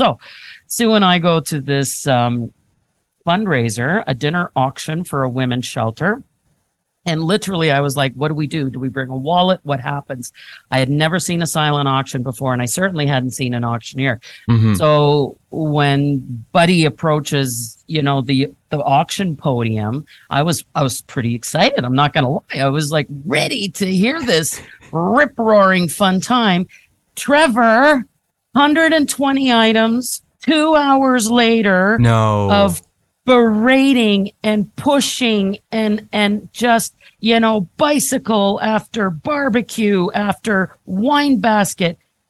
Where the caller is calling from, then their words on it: Hamilton, Ontario, Canada; So I'm joining you from the lovely city of Hamilton.